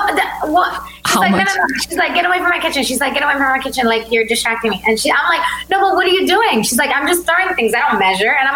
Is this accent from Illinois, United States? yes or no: no; Wisconsin, United States; first language Albanian; English is a second language; But my dad wanted to come here. So I was born in Wisconsin. So they only knew Albanian when I was born. And so I only knew Albanian.